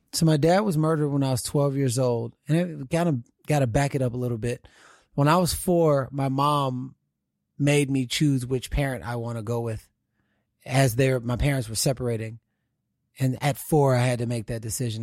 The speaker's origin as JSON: {"language": "English", "town": "Houston", "region": "Texas", "country": "United States", "tie": "born or raised there", "moved": "yes", "lives_now": "California, United States", "said": "growing up in Houston, Texas"}